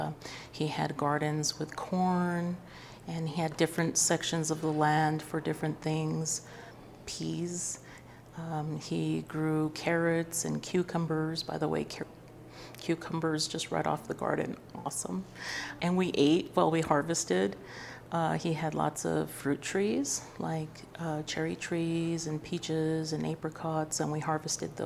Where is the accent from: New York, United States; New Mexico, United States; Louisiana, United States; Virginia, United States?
New Mexico, United States; Santa Fe; I'm from Santa Fe, New Mexico, and so my story with seeds is really just about my family and how I was raised